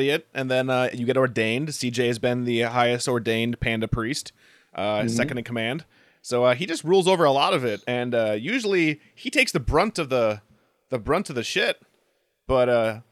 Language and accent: English; Minnesota, United States; accent: Minnesotan; I was recently told I have a Minnesotan accent.